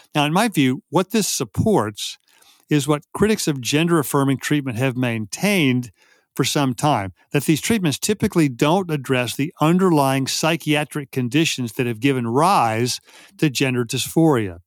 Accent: Texas, United States; I grew up in Texas in the fifties and sixties

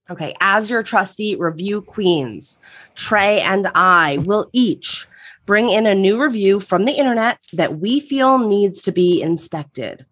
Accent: right outside Philadelphia, Pennsylvania, United States; moved away as an adult; now in Los Angeles, United States; grew up on the East Coast, right outside Philadelphia

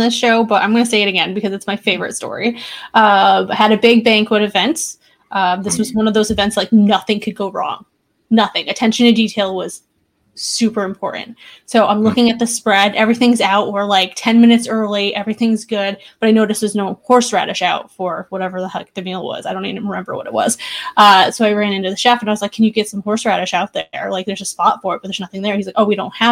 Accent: New York, United States; now in Seattle, United States; I'm also originally from New York

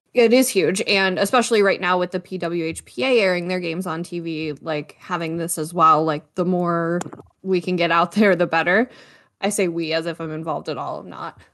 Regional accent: Niagara region, Ontario, Canada; I'm from the Niagara region

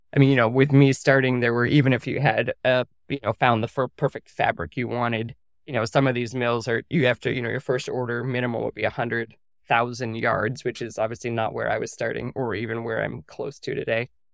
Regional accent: Cornwall, Connecticut, United States; moved away as an adult; also born or lived in New Brunswick, Canada; now in Montana, United States; we moved back down to family farmland in rural Connecticut, so a little town called Cornwall, Connecticut, in the northwest corner.

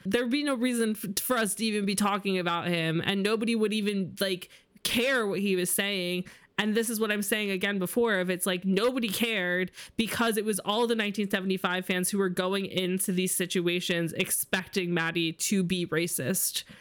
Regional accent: New York, United States; I grew up in New York where it's very normal to be Jewish

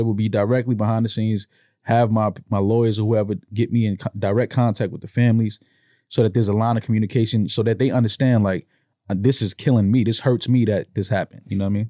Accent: New York, United States; I'm from New York. We from the city

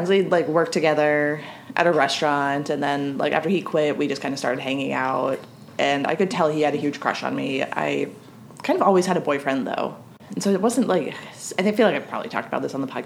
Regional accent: Lithuania; I'm from Lithuania and I consider myself a huge fan of your podcast.

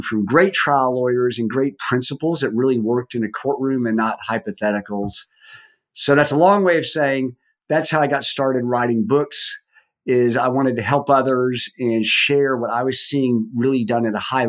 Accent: Dallas, Texas, United States; I grew up in Dallas, Texas, went to high school there

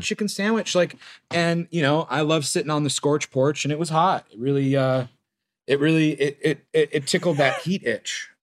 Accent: Lomita, California, United States; I grew up in the South Bay, close to, to Nick. I grew up in Lameda

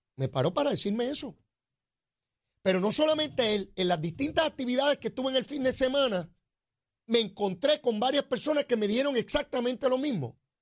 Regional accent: Puerto Rico; como ciudadanos americanos, puertorriqueños, porque seguimos siendo lo mismo

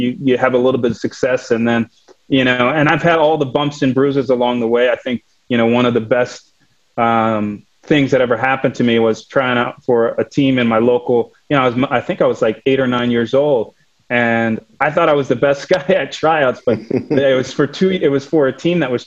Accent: Ann Arbor, Michigan, United States; I grew up in Ann Arbor, Michigan

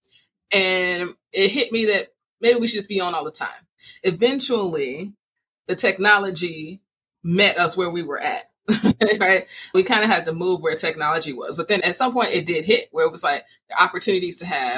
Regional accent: Chicago, Illinois, United States; I was raised by my mom and dad, south side of Chicago

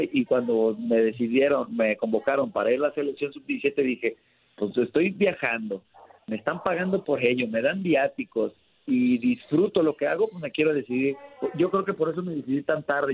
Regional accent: Guadalajara, Jalisco, Mexico; also born or lived in Tonalá, Jalisco / Zapopan, Jalisco; Yo, yo crecí en Guadalajara, nací en Guadalajara, me crié en Tonalá y ahora vivo en Zapopan

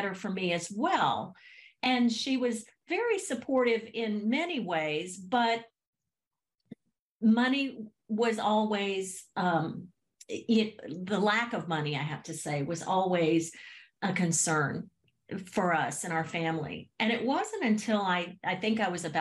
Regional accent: Haines City, Florida, United States; I grew up in Central Florida in a small town called Haines City

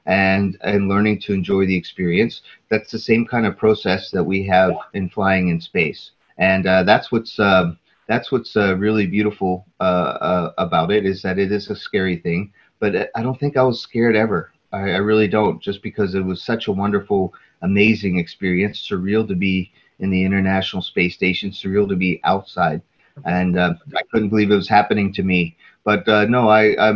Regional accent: Pittsburgh, Pennsylvania, United States; my hometown, and it was at night, and so I couldn't see my parents' house, but I could tell where they, you know, because we live along a river in the state of Pennsylvania, the city of Pittsburgh

